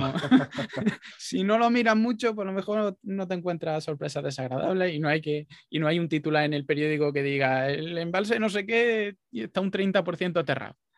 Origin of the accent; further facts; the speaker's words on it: Jaén, Andalusia, Spain; moved away; also born or lived in Málaga; yo soy de Jaén y he vivido mucho tiempo en Málaga